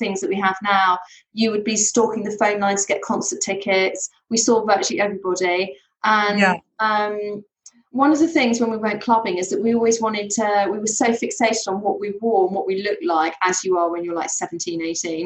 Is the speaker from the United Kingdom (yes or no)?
yes; Surrey, South East England, United Kingdom; when I was growing up, I grew up in Surrey